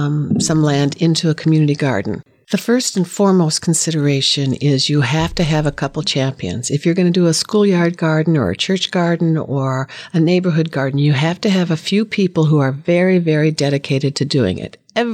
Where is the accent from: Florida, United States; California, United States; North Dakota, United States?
North Dakota, United States; born there; Well, I was born in North Dakota, and my grandma and grandpa were both farmers